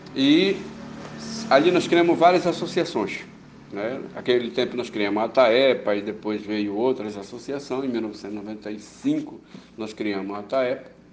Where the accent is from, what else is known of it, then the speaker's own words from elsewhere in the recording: Baião, Pará, Brazil; also born or lived in Tucuruí; Nasci em Baião, numa vila chamada Calados.